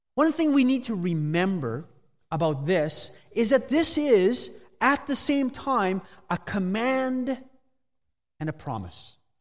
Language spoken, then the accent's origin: English; near Steinbach, Manitoba, Canada; moved away as an adult; also born or lived in Spain; now in Guelph, Canada; I'm originally from Manitoba, grew up in the Mennonite Mecca near Steinbach.